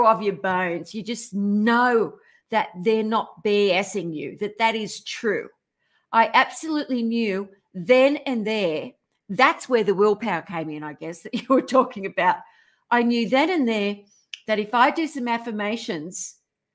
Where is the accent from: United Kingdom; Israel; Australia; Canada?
Australia; now in California, United States; I'm Australian